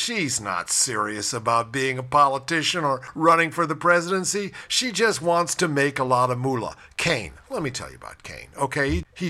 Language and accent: English; Ohio, United States; my home state of Buckeye